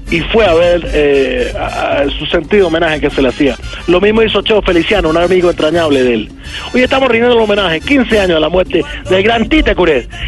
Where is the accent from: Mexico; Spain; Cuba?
Cuba; Sí, bueno, la verdad es que somos muchos los cubanos que nos aferramos a esta tierra.